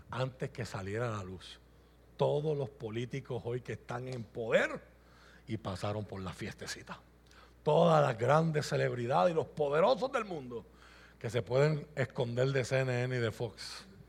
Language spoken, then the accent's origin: Spanish; Puerto Rico; Yo soy puertorriqueño